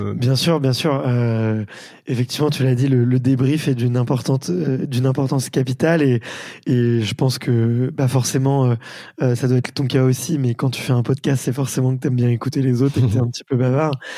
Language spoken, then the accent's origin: French; Paris, Île-de-France, France; en tant que bon parisien que nous sommes